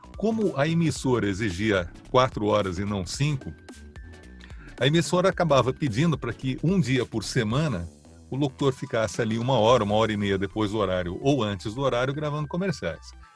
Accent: São Paulo, Brazil; Nasci em São Paulo, capital, perto da Juscelino Kubitschek, no Itainha

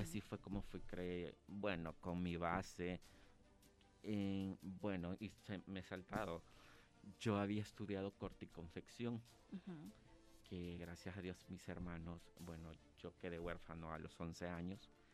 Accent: San Salvador, El Salvador; yo siempre me he considerado un producto 100% salvadoreño. Nací acá en San Salvador

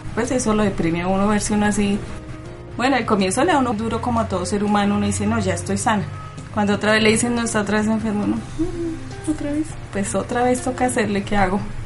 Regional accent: Bogotá, Colombia; Yo nací aquí en Bogotá.

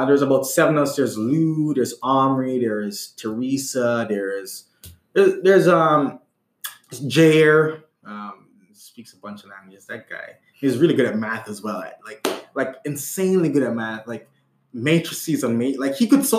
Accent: Jamaica; I'm Jamaican.

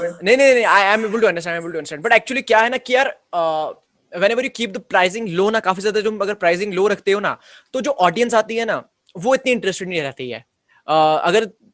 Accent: Jammu and Kashmir, India; सिर्फ मैं ही जम्मू कश्मीर से हूँ

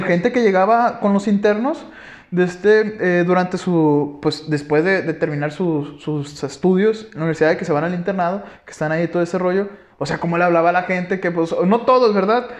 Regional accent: Guasave, Sinaloa, Mexico; moved away as an adult; nosotros somos de Guasave, Sinaloa, venimos de tal prepa

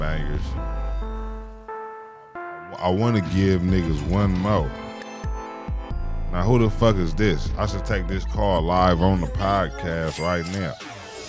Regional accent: Oakland, California, United States; when I was growing up, right, I'm from the Bay, nigga. I'm from Oakland, California

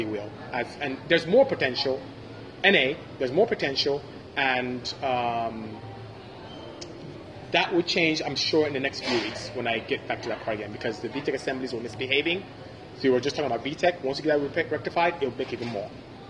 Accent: Nigeria; first language Igbo; English is a second language; moved away; I'm from Nigeria. I'm Igbo

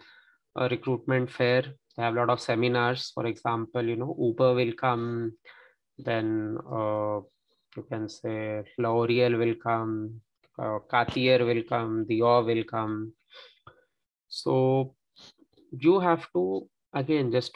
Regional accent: India; moved away as an adult; now in France; since I am not a French speaker, I'm an Indian.

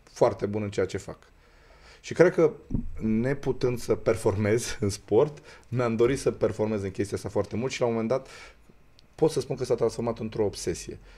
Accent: Romania; noi ca români

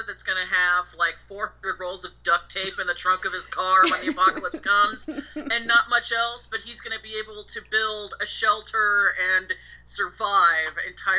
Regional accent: Springfield, Missouri, United States; moved away as an adult; I was born in the Midwest in the fabulous Springfield, Missouri. So I was growing up very kind of sheltered and small town

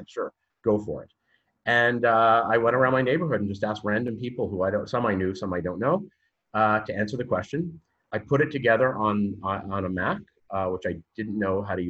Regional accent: Canada; moved away as an adult; now in Israel; I am Canadian. I don't know how much more detail you want, but I grew up in Canada, moved to Israel because I married an Israeli man

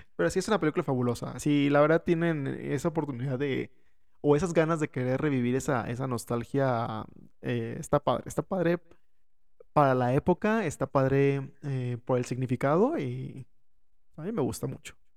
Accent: Mexico; nosotros como mexicanos

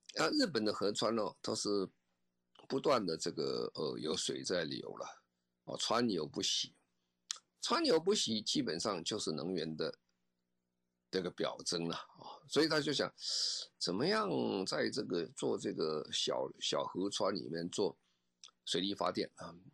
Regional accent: Taiwan; 我们台湾人

